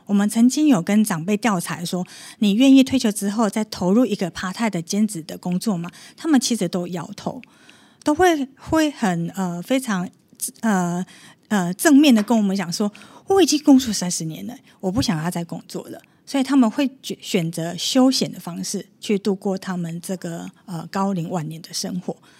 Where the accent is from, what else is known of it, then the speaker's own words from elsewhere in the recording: Taiwan; 我是台湾人